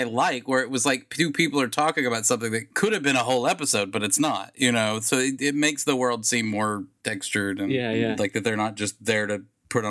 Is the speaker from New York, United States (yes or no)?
no; St. Louis, Missouri, United States; I'm from St. Louis.